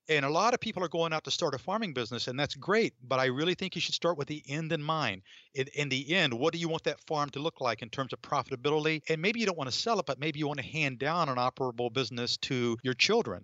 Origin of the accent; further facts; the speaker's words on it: North Georgia, United States; moved away as an adult; also born or lived in Atlanta / Boston / New England; I grew up in North Georgia